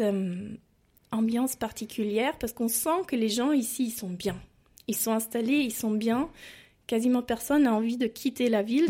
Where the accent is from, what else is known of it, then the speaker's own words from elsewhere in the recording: a small town near Stuttgart, Baden-Württemberg, Germany; French is a second language; moved away as an adult; also born or lived in France; je viens d'une petite ville à côté de Stuttgart